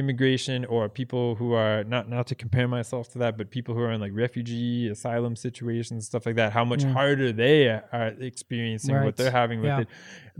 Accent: United States; moved away; talking about, you know, I'm from the United States and how hard it is to be an immigrant in another country, but it is.

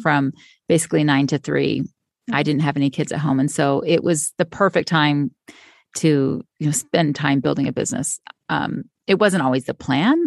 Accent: Florida, United States; now in Utah, United States; I grew up in Florida and also said I would always live by the beach, and now I live in Utah

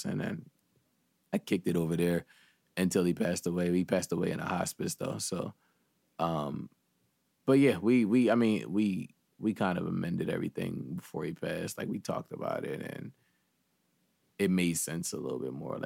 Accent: Philadelphia, Pennsylvania, United States; I grew up in West, but I grew up on the opposite side of Philly.

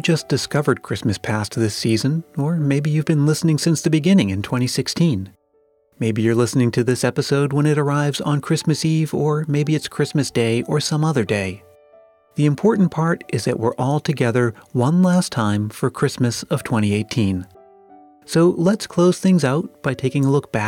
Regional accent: Massachusetts, United States; my home state, that story is set in Lowell, Massachusetts

